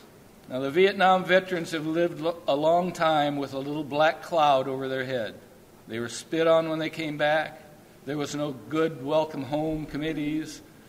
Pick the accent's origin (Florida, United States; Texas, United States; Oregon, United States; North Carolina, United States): North Carolina, United States; North Wilkesboro; born there; also born or lived in Guam / Japan / Hawaii / San Diego; unfortunately, we lived in Guam. We lived in Japan. We lived in Hawaii. We lived at San Diego, Norfolk. I was born in North Wilkesboro, North Carolina.